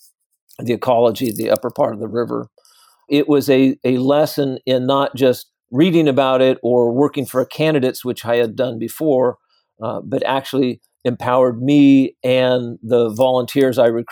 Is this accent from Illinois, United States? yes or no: no; San Jose, California, United States; also born or lived in San Francisco; I grew up in San Jose in the South Bay of the Bay Area.